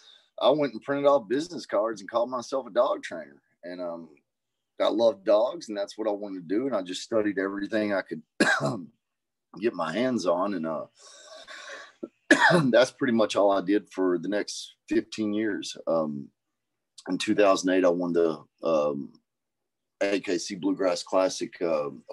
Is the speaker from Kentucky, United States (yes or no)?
yes; Kentucky, United States; growing up in Kentucky, I got involved in cannabis 12, 13 years